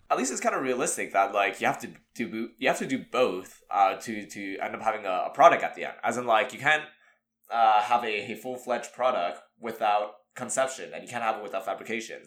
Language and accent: English; Montreal, Quebec, Canada; we grew up in Montreal